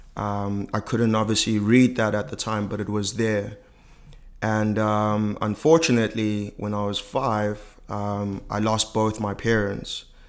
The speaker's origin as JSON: {"language": "English", "country": "South Africa", "tie": "born or raised there", "said": "I'm from South Africa and I was born at the dawn of democracy in ninety-two."}